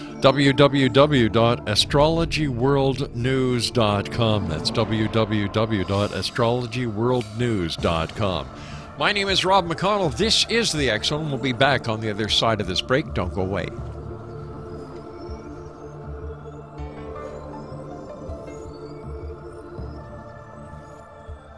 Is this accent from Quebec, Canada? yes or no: yes; Montreal, Quebec, Canada; Growing up in Montreal, I used to read the Montreal Star and the Montreal Gazette